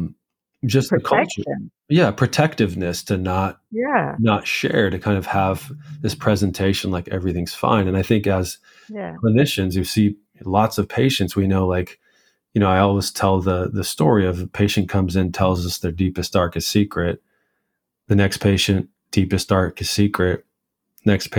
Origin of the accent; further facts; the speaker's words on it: United States; growing up in the United States